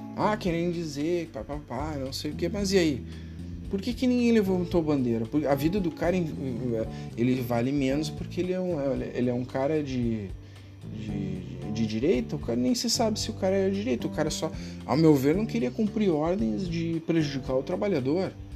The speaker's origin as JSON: {"language": "Portuguese", "region": "Rio Grande do Sul", "country": "Brazil", "said": "eu sou do Rio Grande do Sul"}